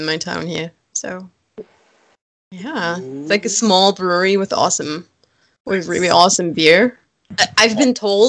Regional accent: Germany; born or raised there

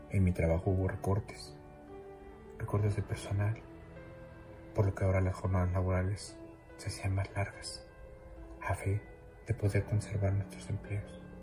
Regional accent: Mexico City, Mexico; soy de la Ciudad de México.

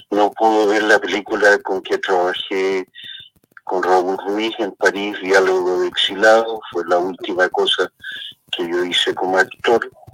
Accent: Chile; moved away as an adult; also born or lived in France / Barcelona, Spain; mi país

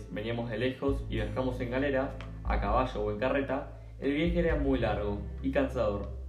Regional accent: San Juan, Argentina; Yo soy fanático de las empanadas tucumanas que probé cuando fui al Congreso y del buen vino, como buen sanjuanino.

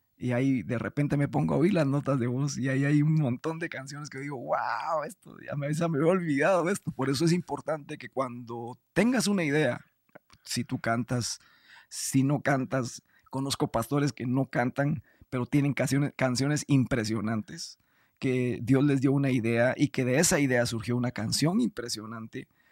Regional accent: Guatemala; yo soy guatemalteco

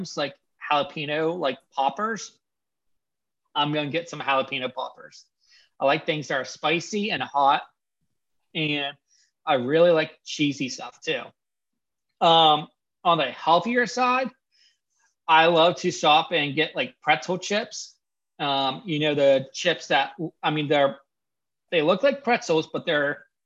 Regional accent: Pennsylvania, United States; I grew up in Pennsylvania.

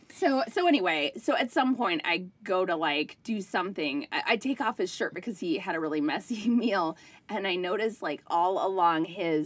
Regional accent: Minnesota, United States; moved away as an adult; also born or lived in New York City; I grew up in Minnesota. I spent my adult life in New York City.

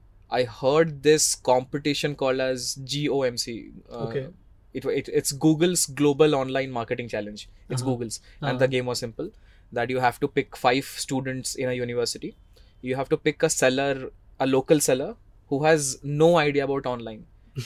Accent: Cuttack, Odisha, India; also born or lived in Mumbai; now in Bangalore, India; Orissa. There's a city called Cuttack. Achha. Born and brought up there.

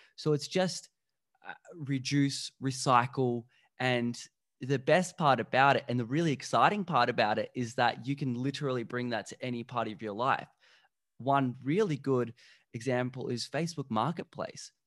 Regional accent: Slovakia; I'm from Slovakia

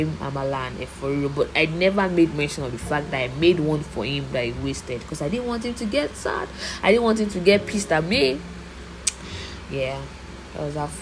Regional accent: Oyo, Nigeria; I'm from Oyo State

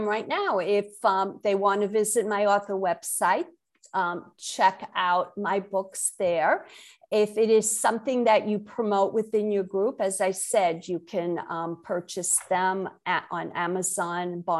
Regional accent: New York City, New York, United States; accent: Brooklyn; also born or lived in Connecticut / Massachusetts; now in Jupiter, United States; born and raised in Brooklyn, New York. I still have my Brooklyn accent.

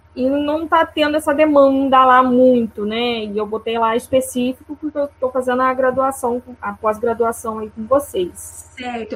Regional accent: interior of Rio de Janeiro, Brazil; eu sou do Rio de Janeiro, do interior

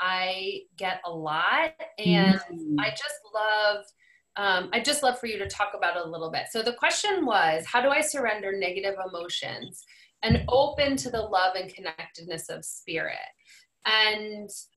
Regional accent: New England, United States; I'm from New England

